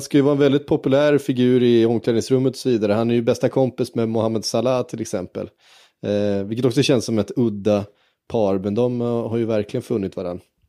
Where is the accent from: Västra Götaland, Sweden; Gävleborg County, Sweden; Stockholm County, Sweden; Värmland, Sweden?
Västra Götaland, Sweden; Tibro; jag är född i Tibro